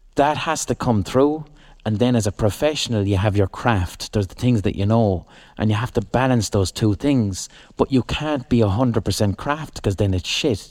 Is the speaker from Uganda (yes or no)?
no; Limerick, Munster, Ireland; we're from Limerick and we're not gangsters